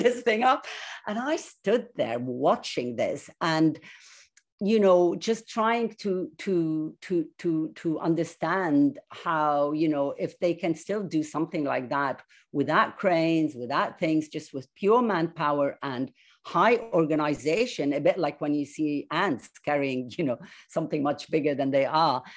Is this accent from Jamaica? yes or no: no; Egypt; I grew up in an Egypt of, I would say, peace, love, progress, and sweetness all round.